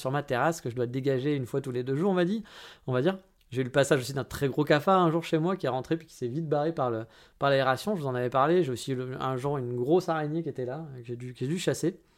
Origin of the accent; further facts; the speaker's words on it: France; mais eh, je suis français, hein, eh, c'est normal